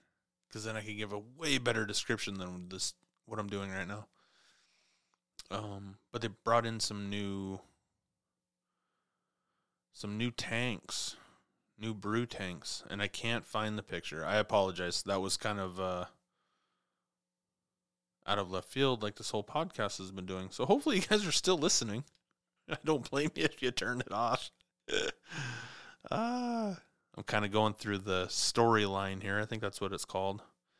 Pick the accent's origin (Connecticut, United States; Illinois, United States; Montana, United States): Montana, United States; also born or lived in Clarkston; It's always been a growing up in Montana and then, you know, down on the Snake River, down in Clarkston, you know, I've always been around water.